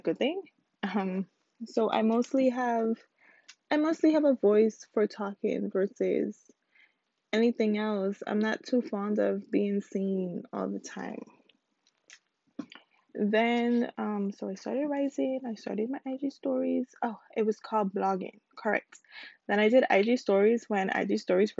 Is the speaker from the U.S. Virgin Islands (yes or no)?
yes; U.S. Virgin Islands; now in Houston, United States; I currently live in Houston, Texas, but originally I am from the United States Virgin Islands, specifically the island of St. Croix